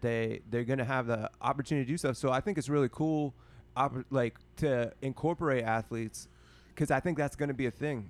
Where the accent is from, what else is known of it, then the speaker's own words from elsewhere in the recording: Pittsburgh, Pennsylvania, United States; I'm from Pittsburgh